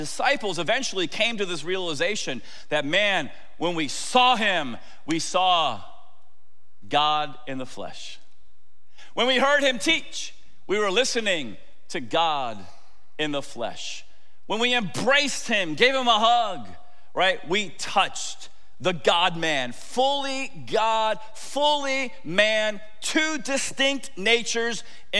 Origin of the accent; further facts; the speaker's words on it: Tampa, Florida, United States; I grew up in Tampa.